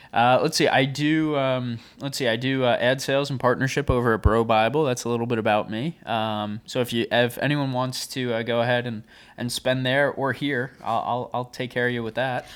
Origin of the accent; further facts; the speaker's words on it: Long Island, New York, United States; I am from Long Island, so I kinda grew up on, on the beach a bit